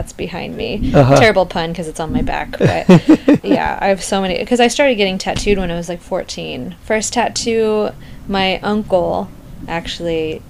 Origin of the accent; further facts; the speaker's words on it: Taos, New Mexico, United States; So I call it Southwestern Honky Tonk because I'm from New Mexico.